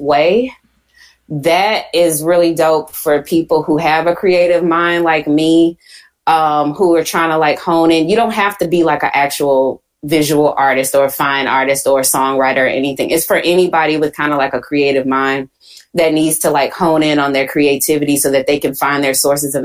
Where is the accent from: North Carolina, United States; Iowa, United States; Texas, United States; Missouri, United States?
Texas, United States; Houston; accent: Southern; I'm from Houston